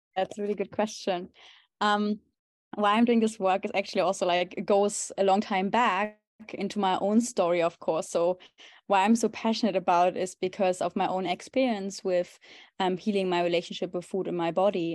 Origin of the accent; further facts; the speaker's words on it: Germany; moved away as an adult; now in Amsterdam, Netherlands; I'm originally from Germany, and currently I live in Amsterdam